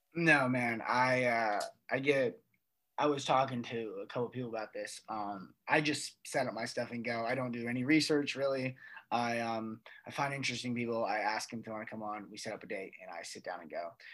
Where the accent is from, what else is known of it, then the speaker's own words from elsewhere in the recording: United States; as American citizens